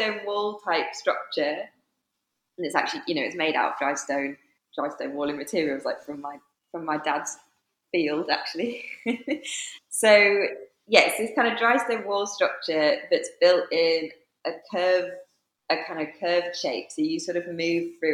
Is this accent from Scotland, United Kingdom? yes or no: no; Cumbria, North West England, United Kingdom; now in Nottingham, United Kingdom; I'm originally from Cumbria, based in Nottingham at the moment